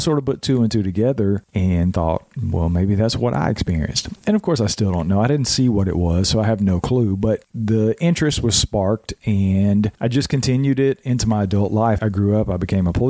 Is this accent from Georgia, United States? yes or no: yes; Georgia, United States; now in North Carolina, United States; I'm in North Carolina. I was born and raised in Georgia, had my experiences in Georgia